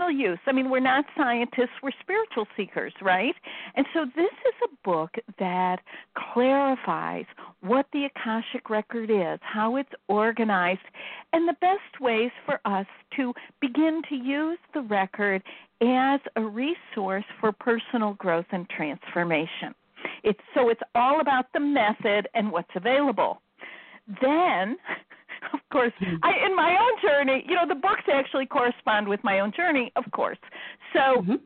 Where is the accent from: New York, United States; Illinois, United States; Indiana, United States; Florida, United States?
Illinois, United States; Chicago; now in Iowa, United States; I'm from Chicago